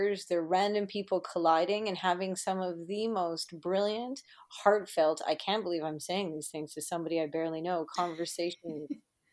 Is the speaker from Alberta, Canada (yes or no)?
no; Manitoba, Canada; I'm from Manitoba, the province that everybody tells me they don't even care to visit